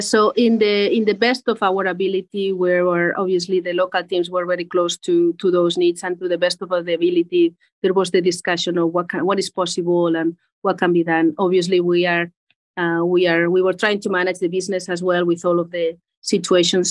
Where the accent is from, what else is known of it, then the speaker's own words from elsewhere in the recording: Spain; English is a second language; moved away as an adult; also born or lived in United States / Geneva, Switzerland; I'm originally from Spain. Uh, mm. Maybe you hear from the accent